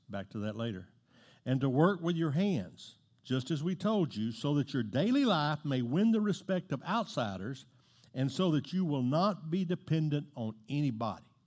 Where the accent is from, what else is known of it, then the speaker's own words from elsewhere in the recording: Southeast Texas, United States; I'm from Southeast Texas.